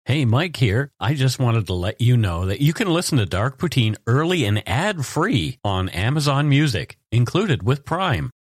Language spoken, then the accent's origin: English; Canada; We are ordinary Canadian schmucks